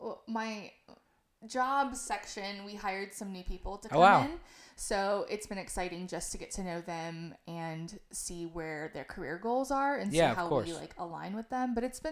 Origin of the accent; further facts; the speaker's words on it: Panama City, Florida, United States; I am from Panama City.